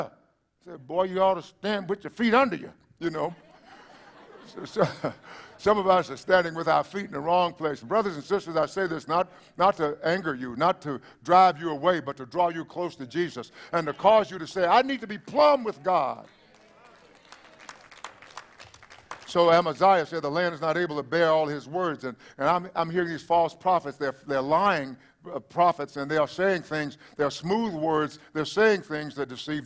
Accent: East Texas, United States; now in South Texas, United States; that would be East Texas.

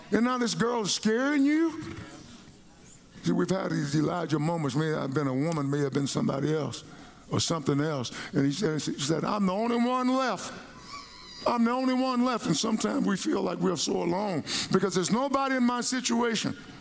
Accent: Palestine, Texas, United States; I grew up in Palestine, Texas.

